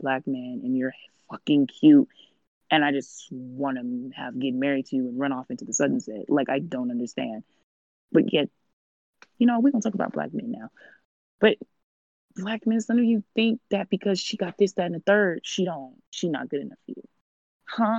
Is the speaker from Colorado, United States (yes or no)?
yes; Colorado, United States; When I was growing up in Colorado, I went to different schools